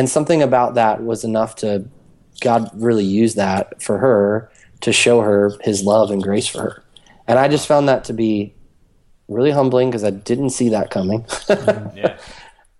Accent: Maryland, United States; moved away as an adult; also born or lived in Georgia; my upbringing in Maryland

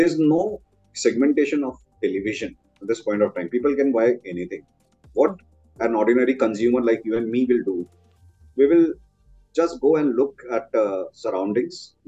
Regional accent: India; our country, India

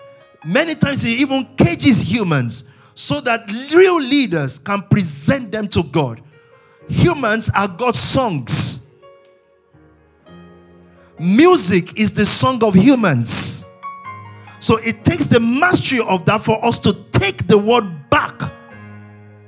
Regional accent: Nigeria; I was born in Nigeria

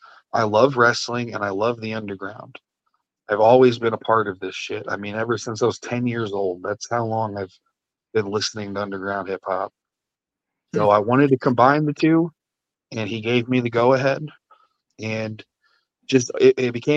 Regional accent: Marseilles, Illinois, United States; moved away as an adult; now in Washington, United States; my little small town of Marseilles, Illinois, that I started

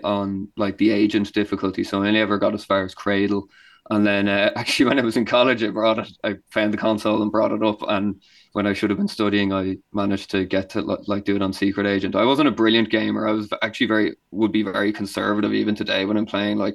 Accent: Wexford, Leinster, Ireland; I grew up in Wexford

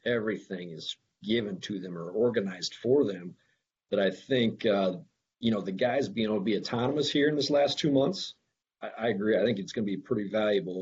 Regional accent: Akron, Iowa, United States; moved away; I grew up in Iowa, small farm town in Iowa, Northwest Iowa, Akron, Iowa

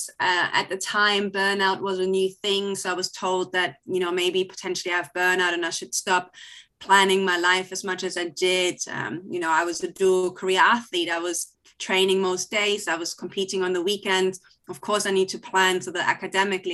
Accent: Hamelin, Lower Saxony, Germany; moved away; also born or lived in Klein Berkel; I'm from Hamelin, but we were based in Kleinberkel, which is only a 10-minute drive away, a pretty small village nearby.

